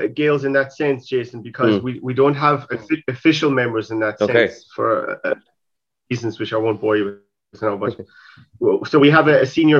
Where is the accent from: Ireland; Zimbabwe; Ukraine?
Ireland; Cork, Munster; moved away as an adult; also born or lived in Trinidad; now in South Africa; I'm from Cork, Mayfield, Roy Keane country.